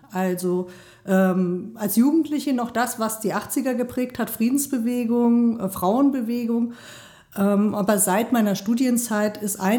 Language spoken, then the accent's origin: German; Mainz, Rhineland-Palatinate, Germany; moved away as an adult; also born or lived in Bremen; now in Erfurt, Germany; ich bin in Mainz geboren, habe in Bremen studiert, Philosophie, als Kulturmanagerin gearbeitet in einem Stadtteilzentrum und bin dann 2002 nach Thüringen gekommen